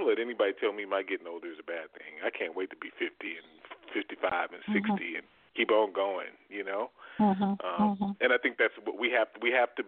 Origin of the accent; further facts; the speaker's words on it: Southwest Arkansas, United States; also born or lived in Midwest; I grew up mostly in Southwest Arkansas